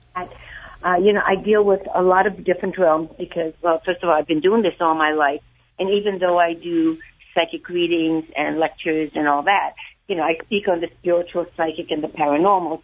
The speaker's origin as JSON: {"language": "English", "country": "Hungary", "said": "I'm from Hungary."}